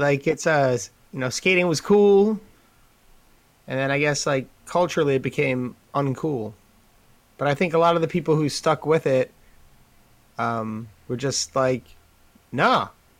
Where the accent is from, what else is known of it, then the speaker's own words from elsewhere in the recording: New York, United States; because I'm from New York and I'm a little rough around the edges in some places.